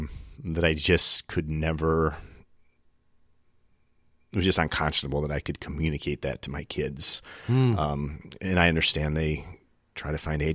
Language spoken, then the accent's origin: English; Michigan, United States; now in Oregon, United States; I grew up in Michigan.